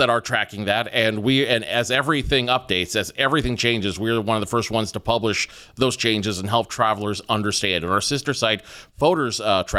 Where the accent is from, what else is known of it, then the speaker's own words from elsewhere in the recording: Rio Grande, California, United States; I think my favorite course is the one I grew up with in Rio Grande, California, Black Lake.